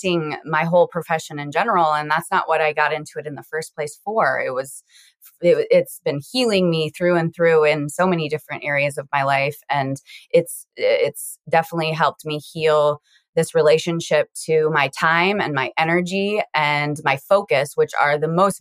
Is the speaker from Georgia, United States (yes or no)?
no; Iowa, United States; also born or lived in South Dakota; now in Sioux Falls, United States; I am currently living in South Dakota, and I grew up in Iowa.